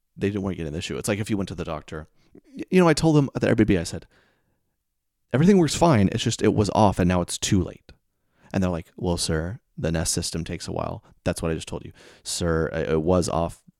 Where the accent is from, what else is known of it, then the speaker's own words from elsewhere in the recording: the South, United States; I'm from the South